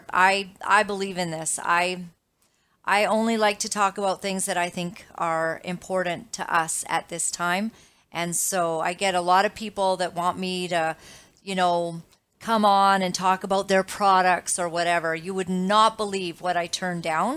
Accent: Canada; I am Canadian. I am a dual citizen of America as well, but my children are here

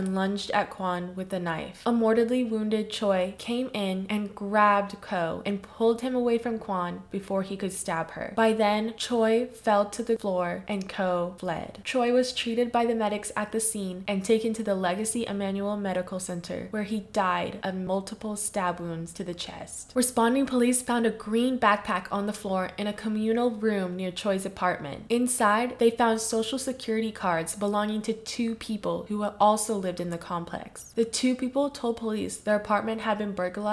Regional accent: Philippines; as a Filipino

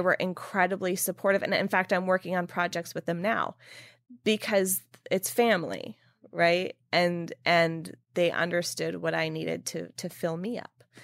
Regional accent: California, United States; moved away as an adult; now in New York, United States; when I moved to New York from California, after living in California my whole life

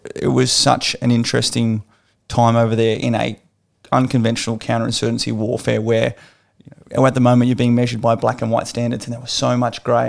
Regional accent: Australia; an Australian citizen

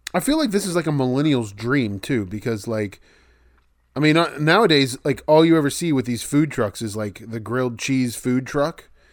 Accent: West Virginia, United States; my home state's West Virginia.

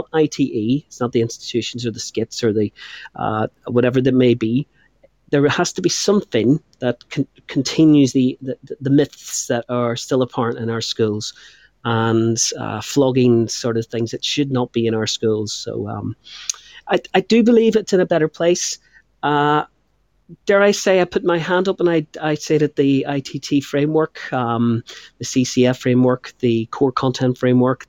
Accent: Northern Ireland, United Kingdom; moved away as an adult; now in England; I'm from Northern Ireland.

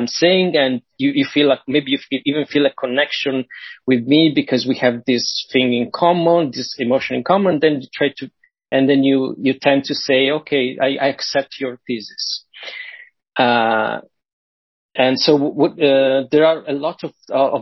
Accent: Italy; I'm from Italy

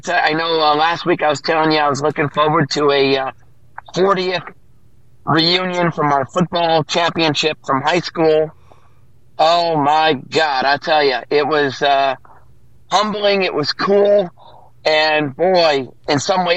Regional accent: Chicago, Illinois, United States; In 1982, we won the football championship in Chicago. I'm from Chicago.

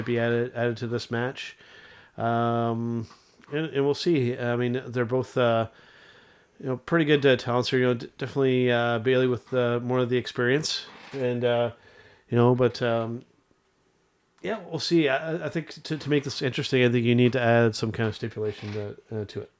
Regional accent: Canada; as a Canadian wrestling fan

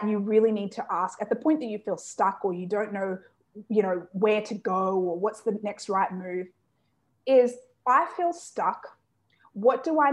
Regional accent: Australia; I was born and raised in Australia

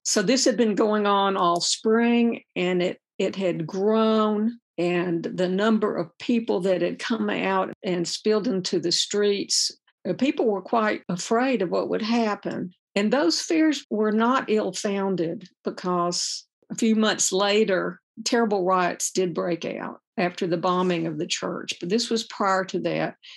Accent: the South, United States; born or raised there; also born or lived in Birmingham, Alabama

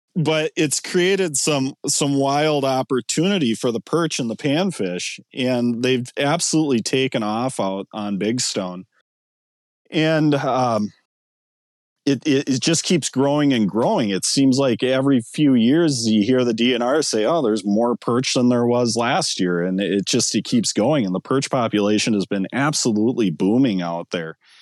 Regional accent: Ortonville, Minnesota, United States; where I grew up in Ortonville

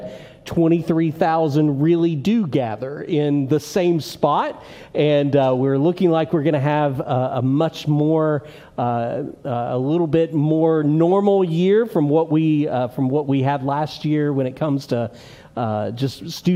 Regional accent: Kentucky, United States; moved away as an adult; now in Murfreesboro, United States; I am a Kentuckian at heart. I grew up in Kentucky and moved here about 8 years ago

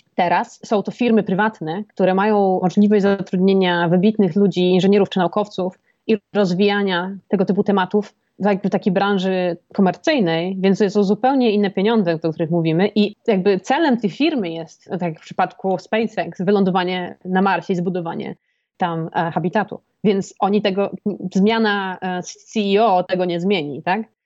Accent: Poland

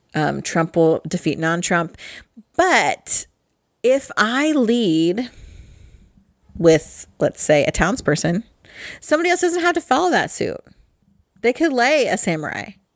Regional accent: Midwest, United States; I'm from the Midwest. And we are euchre people around here

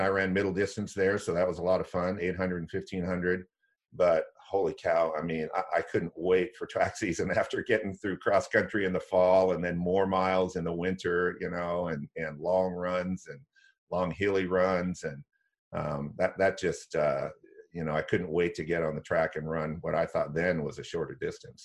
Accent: Corvallis, Oregon, United States; I grew up in Corvallis

